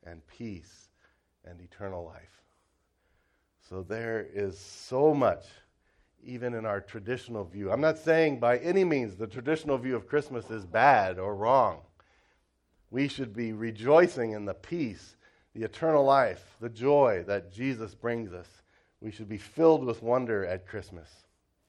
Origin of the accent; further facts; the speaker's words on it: Cincinnati, Ohio, United States; moved away as an adult; now in China; I grew up in Cincinnati, Ohio